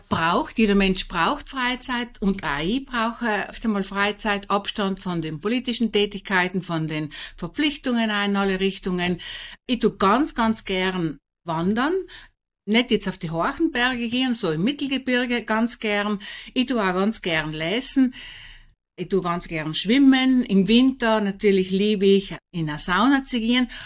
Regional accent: St. Lorenzen, Trentino-Alto Adige, Italy; Bin auf einem ganz kleinen Bergbauernhof aufgewachsen in St. Lorenzen, Lothen. Bin die vierte von 14 Kindern.

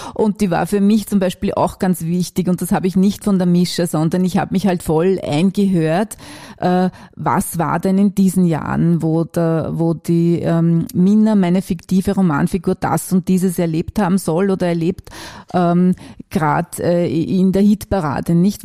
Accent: Wachau, Lower Austria, Austria; now in Vienna, Austria; Ich bin ursprünglich Niederösterreicherin und komme aus der Wachau und habe dann in verschiedenen Bezirken in Wien gelebt

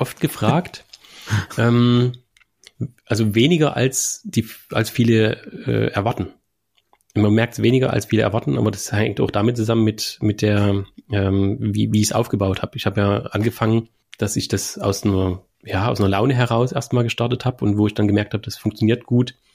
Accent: Germany; Mein Heimatort, Künitsch

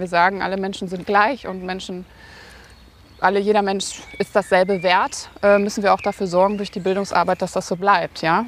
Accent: Münster, North Rhine-Westphalia, Germany; bin in Münster geboren, habe dann nach dem Abitur diverse Stationen in Deutschland gehabt und bin dann vor vier Jahren wieder nach Münster gezogen und ja, bin jetzt quasi wieder in meiner Heimat angekommen

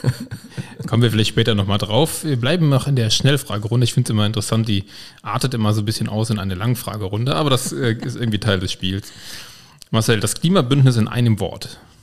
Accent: Koblenz, Rhineland-Palatinate, Germany; Ich komme ja aus Güls

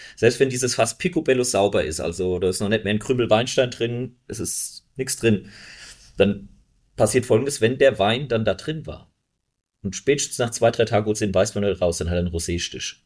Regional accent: Bechtheim, Rhineland-Palatinate, Germany; bei uns in Beestheim

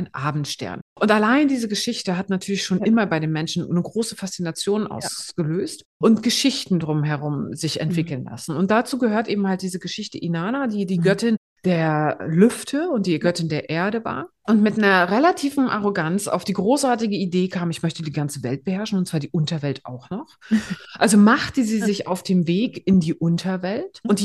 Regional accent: Greifswald, Mecklenburg-Vorpommern, Germany; ich komme aus Greifswald.

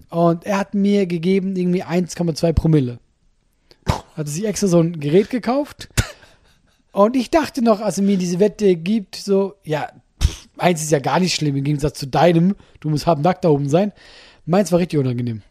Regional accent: Solothurn, Switzerland

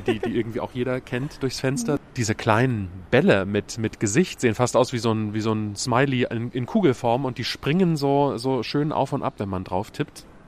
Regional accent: Germany; bei uns in Deutschland

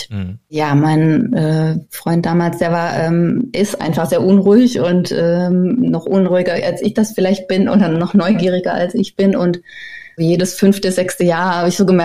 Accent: Southern Germany, Germany; now in Aarhus, Denmark; weil ich komme aus Süddeutschland. Ja, dann haben wir uns an einem Regentag Aarhus angeguckt

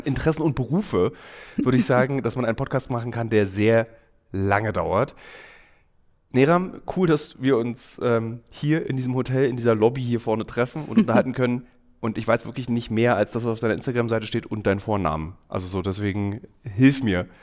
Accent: Berlin, Germany; ich bin Berliner, mhm. ich würde halt kaputt gehen am Heimweh. Ich würde einfach meine Stadt mhm. Berlin vermissen.

